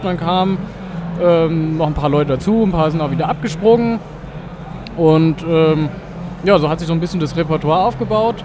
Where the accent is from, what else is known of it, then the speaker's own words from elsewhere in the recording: Wetzlar, Hesse, Germany; Wir kommen aus Wetzlar in Mittelhessen